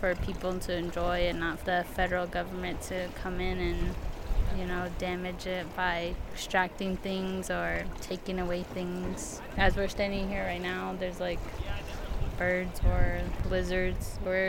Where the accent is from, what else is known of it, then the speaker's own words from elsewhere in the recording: Round Rock, Arizona, United States; I'm from Round Rock, Arizona. It's on the Navajo Reservation.